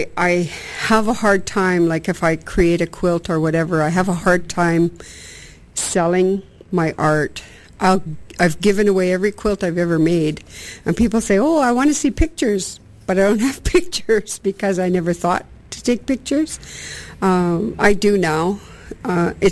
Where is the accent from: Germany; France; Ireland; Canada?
Canada; Musqueam, British Columbia; I'm from Musqueam